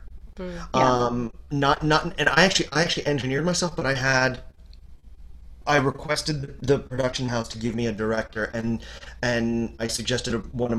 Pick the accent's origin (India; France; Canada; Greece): Canada; I'm Canadian, so I've got the French Canadian